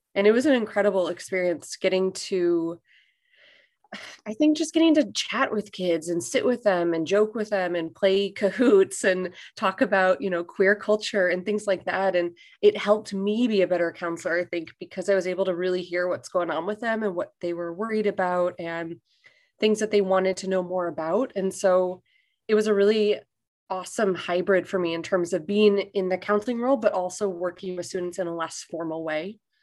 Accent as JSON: {"language": "English", "town": "Chicago", "region": "Illinois", "country": "United States", "moved": "as an adult", "lives_now": "Bangkok, Thailand", "said": "I'm originally from Chicago, Illinois, which is where I am right now because I'm here on summer break"}